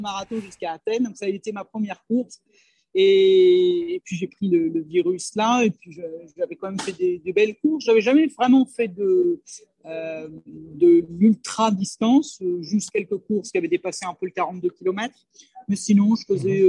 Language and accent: French; France; moved away as an adult; je suis partie de France il y a très longtemps, j'avais la vingtaine